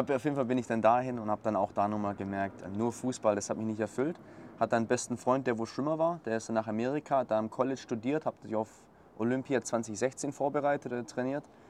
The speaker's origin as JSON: {"language": "German", "area": "Swabia, Black Forest", "region": "Baden-Württemberg", "country": "Germany", "tie": "born or raised there", "said": "ich komme aus dem Schwabenland, aus dem Schwarzwald, ähm, relativ kleine Region"}